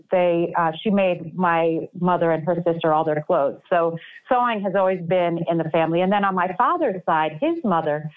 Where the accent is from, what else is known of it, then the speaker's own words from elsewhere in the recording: New York City, New York, United States; moved away as an adult; I was born in New York City. I lived there for 18 years.